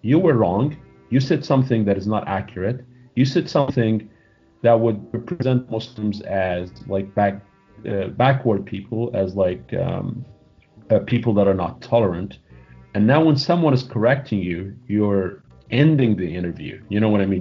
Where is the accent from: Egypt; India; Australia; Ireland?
Egypt; Cairo, Cairo Governorate; moved away as an adult; also born or lived in Saudi Arabia / Springfield, Missouri; now in United States; I was born and raised in Cairo.